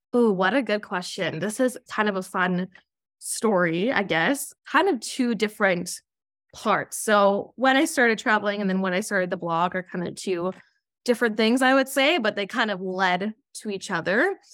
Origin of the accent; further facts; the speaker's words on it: Okanagan, British Columbia, Canada; now in Toronto, Canada; I did grow up in the Okanagan, but currently I'm living out in Toronto, Ontario.